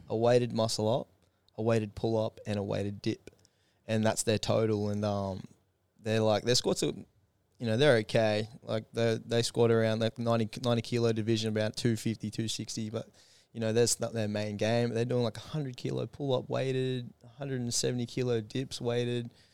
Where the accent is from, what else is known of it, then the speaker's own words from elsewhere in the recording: Gold Coast, Queensland, Australia; I'm from Gold Coast